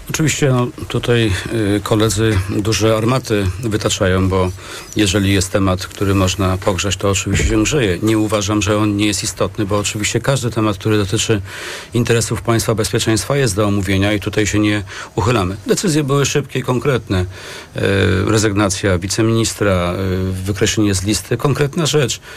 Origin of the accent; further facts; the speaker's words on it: Masovian Voivodeship, Poland; jestem akurat z Mazowsza